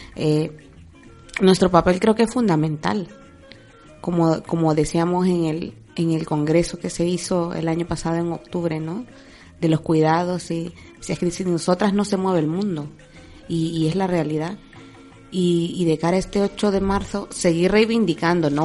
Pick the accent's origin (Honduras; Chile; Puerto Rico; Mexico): Honduras; moved away as an adult; now in Spain; Dejar mi vida yo en Honduras y venirme para España